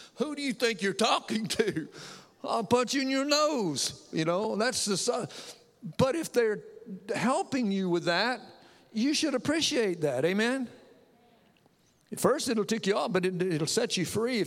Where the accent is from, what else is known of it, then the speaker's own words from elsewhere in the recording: the South, United States; also born or lived in Connecticut; I'm Southern born, Southern bred, and bless God, when I die, I'll be Southern dead.